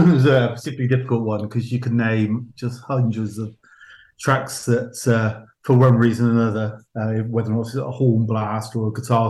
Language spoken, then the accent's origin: English; Gloucester, South West England, United Kingdom; moved away; I'm originally from Gloucester.